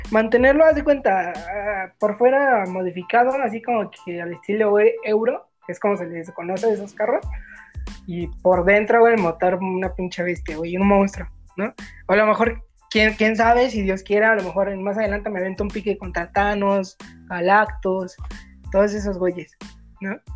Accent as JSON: {"language": "Spanish", "country": "Mexico", "said": "sí, pues como todo, como todo mexicano, güey."}